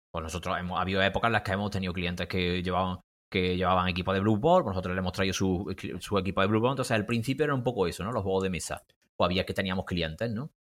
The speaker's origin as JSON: {"language": "Spanish", "town": "Córdoba", "region": "Andalusia", "country": "Spain", "tie": "born or raised there", "also_born_or_lived": "Granada", "said": "volví a mi ciudad natal, que es Córdoba"}